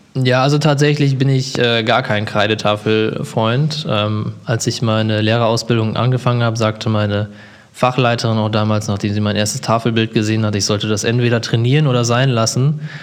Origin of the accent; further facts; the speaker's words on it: Germany; Ich bin in Emstetten aufgewachsen